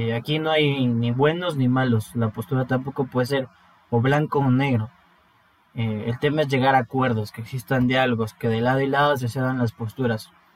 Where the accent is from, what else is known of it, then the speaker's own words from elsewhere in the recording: Ecuador; todos somos hermanos ecuatorianos